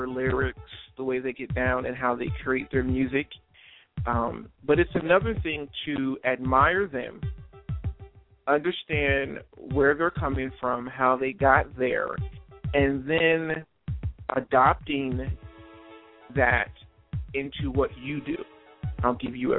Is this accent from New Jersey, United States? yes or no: yes; New Jersey, United States; moved away; I am originally from South Jersey. And right where the storm hit is where I grew up at, for the most part.